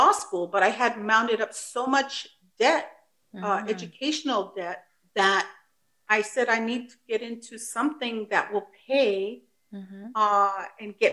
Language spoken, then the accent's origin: English; United States; first language Spanish; English is a second language; also born or lived in Mexico (ancestry); I'm a first generation American. My parents immigrated from Mexico. Spanish is my first language. I am English dominant now. I work in the San Francisco area.